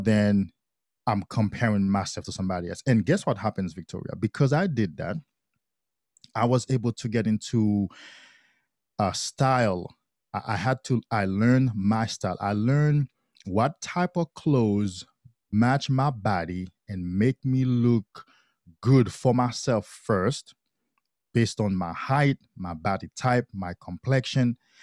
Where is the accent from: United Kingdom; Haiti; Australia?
Haiti; I grew up in Haiti. I'm from Haiti